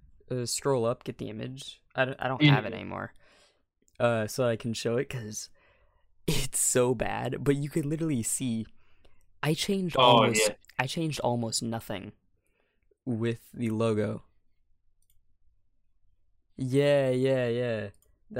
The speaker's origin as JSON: {"language": "English", "country": "United States", "said": "I'm American"}